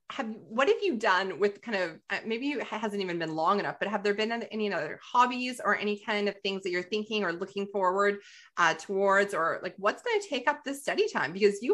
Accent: Calgary, Alberta, Canada; well, it's my hometown. So I'm like, of course, like Calgary Stampede, Canmore, just 17th Avenue, 4th Street.

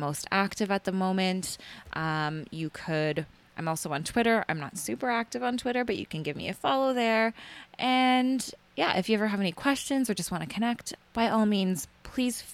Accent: Canada; I'm Canadian

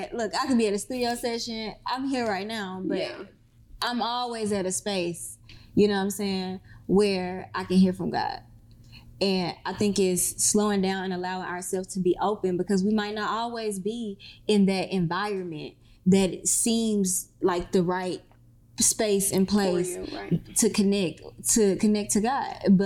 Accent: Mississippi, United States; now in Atlanta, United States; I came from Mississippi to Atlanta with absolutely nothing.

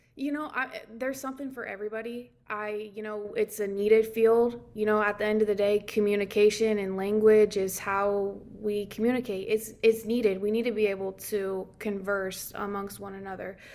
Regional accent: Nebraska, United States; moved away; I'm originally from Nebraska. So, coming from Nebraska, you know, it's very rural, um, that small town feel. I grew up with, um, two hundred kids in the entire high school

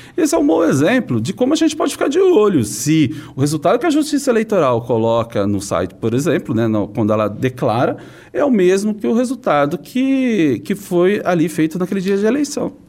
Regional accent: São Paulo, Brazil; eu sou da cidade de São Paulo

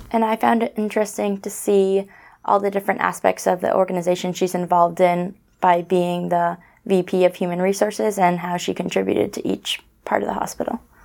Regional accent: Lunenburg, Massachusetts, United States; I'm from Lunenburg, Mass

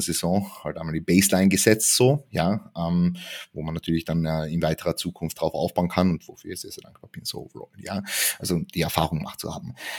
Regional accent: Klagenfurt, Carinthia, Austria; moved away as an adult; now in Vienna, Austria; eigentlich komme ich aus dem Süden Österreichs, ähm, aus Klagenfurt. Bin 2019 nach Wien gezogen

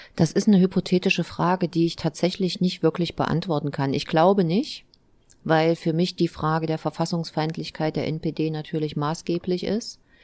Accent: Eisenach, Thuringia, Germany; komme aus Eisenach, bin Oberbürgermeisterin dieser schönen Stadt

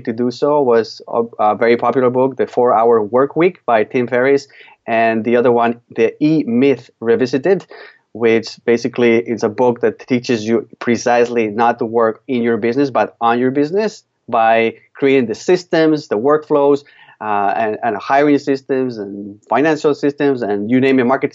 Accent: Spain; now in Canada; I'm from Spain, and back in 1996, I moved with my family to Canada. So I've been just over 20 years living here.

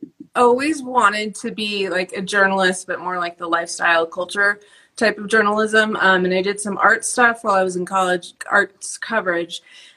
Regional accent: Seattle, Washington, United States; moved away as an adult; also born or lived in San Francisco / Santa Barbara; now in Los Angeles, United States; I was born in San Francisco, so I am technically a native Californian, but I mostly grew up in Seattle and then went to college in Santa Barbara and then moved here immediately after that. So kind of like a West Coast for life situation.

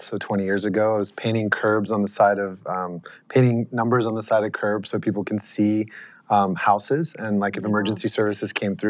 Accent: Los Angeles, California, United States; In LA.

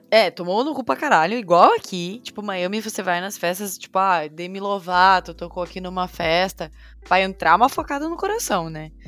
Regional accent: Brazil; now in United States

